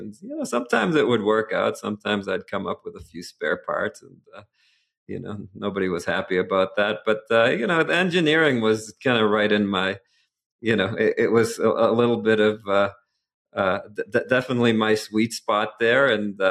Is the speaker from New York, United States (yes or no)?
no; Boston, Massachusetts, United States; Well, I was born and raised in the Boston area.